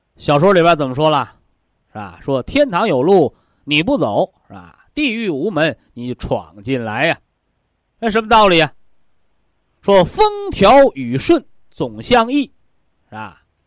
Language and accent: Chinese; China; 我们都是中国人